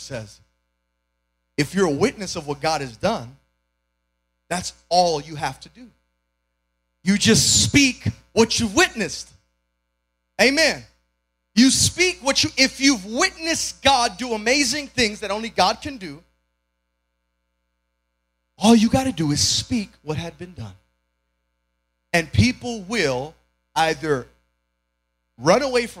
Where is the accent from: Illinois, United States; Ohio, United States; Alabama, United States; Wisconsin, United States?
Illinois, United States; Chicago; moved away as an adult; now in Georgia, United States; I was born and raised in Chicago, my wife and I as well